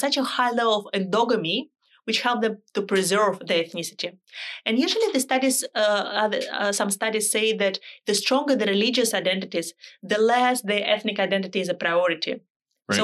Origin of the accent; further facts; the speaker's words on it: Canada; Okay, so I can say I'm a Canadian with Dutch roots. Yes, we have Dutch roots.